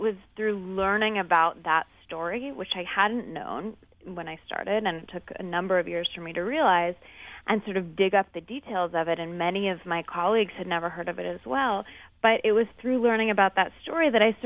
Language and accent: English; Seattle, Washington, United States; I grew up in Seattle